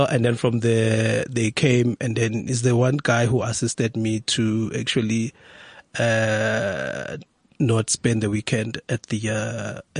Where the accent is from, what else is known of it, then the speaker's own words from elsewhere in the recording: South Africa; I am a South African. Yeah. Maybe they did so because I'm a dark skinned person.